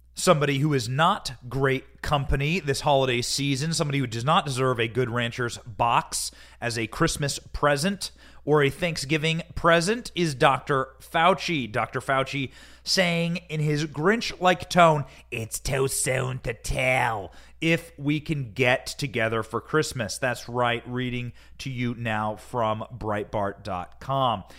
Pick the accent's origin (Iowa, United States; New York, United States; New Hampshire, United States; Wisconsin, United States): Iowa, United States; I grew up in Iowa